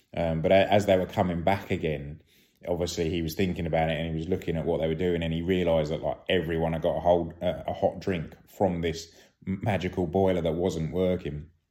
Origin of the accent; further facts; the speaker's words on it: United Kingdom; being British